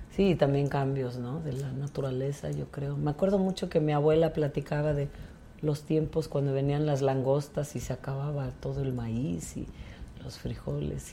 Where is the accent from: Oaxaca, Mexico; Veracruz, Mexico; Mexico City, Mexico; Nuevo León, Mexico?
Oaxaca, Mexico; Tlaxiaco; now in Oaxaca City, Mexico; Yo soy de la Mixteca, de Tlajiaco